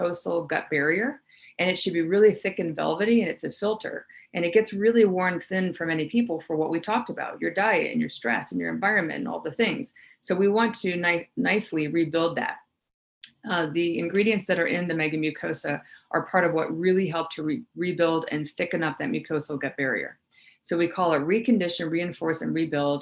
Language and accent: English; the South, United States; I grew up in the South